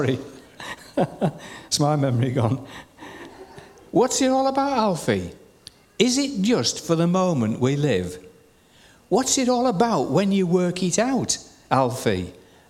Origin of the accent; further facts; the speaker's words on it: Shildon, North East England, United Kingdom; I was born at 6 Strand Street, Shildon, County Durham